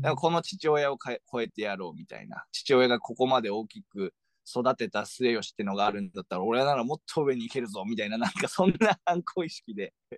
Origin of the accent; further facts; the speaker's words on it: Mie, Japan; moved away; 三重県出身の、えー、私が三重県出身